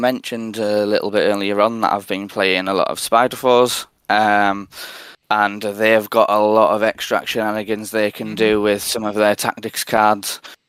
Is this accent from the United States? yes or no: no; North East England, United Kingdom; I'm 28. I'm from Northeast England.